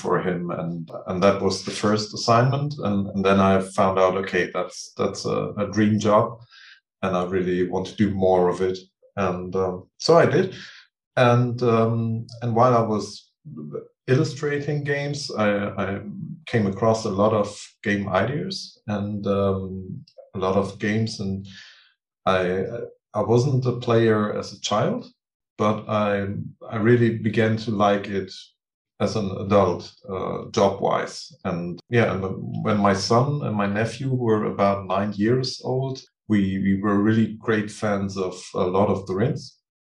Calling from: Neukirchen-Vluyn, North Rhine-Westphalia, Germany; It's called Neukirchen-Flühen. It's a small town near Düsseldorf.

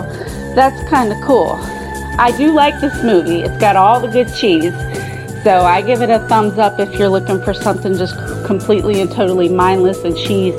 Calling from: Williamsburg, Virginia, United States; I'm calling in from Williamsburg, Virginia.

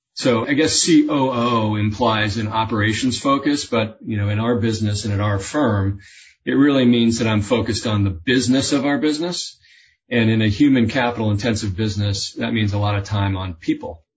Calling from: Nantucket, Massachusetts, United States; also born or lived in Boston; I'm calling in from Nantucket, coast of Massachusetts.

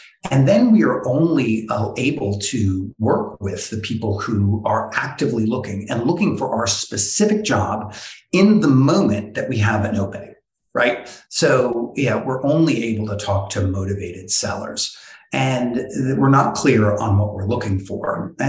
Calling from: New York City, New York, United States; I'm calling from downtown Brooklyn at the beautiful Bond Collective co-working spot.

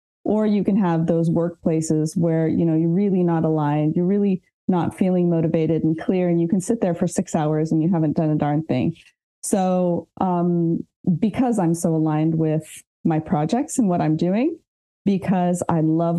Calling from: southwest France, France; So I'm dialing in from Southwest France.

